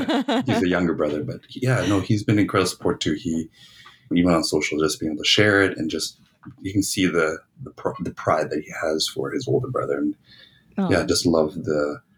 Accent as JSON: {"language": "English", "town": "Toronto", "region": "Ontario", "country": "Canada", "tie": "born or raised there", "moved": "yes", "lives_now": "Winnipeg, Canada", "said": "I'm originally from Toronto"}